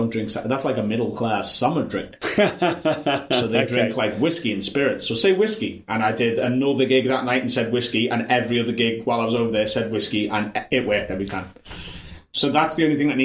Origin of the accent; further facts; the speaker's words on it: Liverpool, North West England, United Kingdom; accent: Scouse; I'm North Liverpool, and it's okay. A very different accent that, like, mine's quite sharp